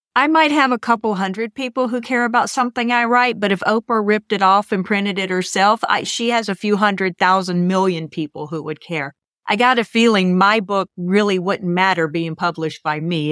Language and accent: English; United States; I'm an American